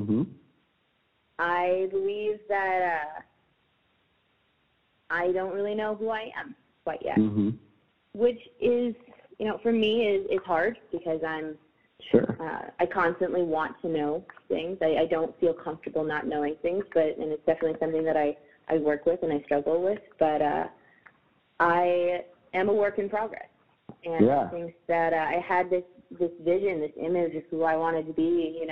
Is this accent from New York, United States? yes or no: yes; upstate New York, United States; I am from upstate